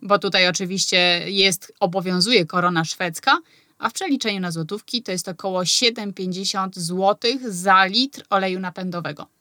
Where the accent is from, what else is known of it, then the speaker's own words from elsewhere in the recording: Poland; moved away as an adult; now in Sweden; Ja na przykład pochodzę z małego miasta i u mnie na spokojnie się mówiło